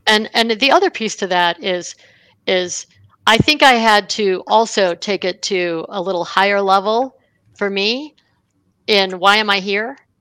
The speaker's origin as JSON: {"language": "English", "town": "Buffalo", "region": "New York", "country": "United States", "tie": "born or raised there", "said": "I grew up in Buffalo, New York"}